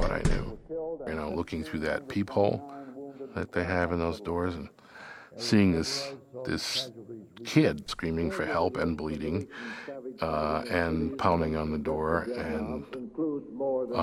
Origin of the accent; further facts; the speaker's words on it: New York City, New York, United States; I come from the East New York section of Brooklyn. One of my most vivid memories of growing up there